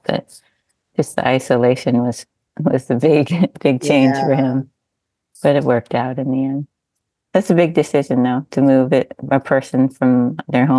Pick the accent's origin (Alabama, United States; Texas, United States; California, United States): California, United States; Southern; moved away as an adult; now in Hawaii, United States; I was raised in Southern California